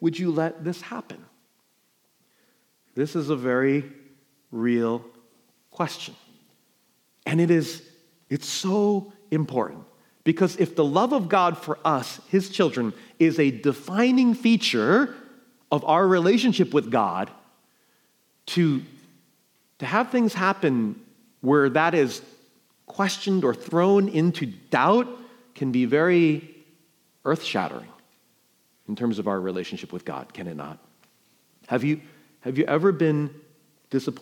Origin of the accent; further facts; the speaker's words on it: New York, United States; moved away; I'm from New York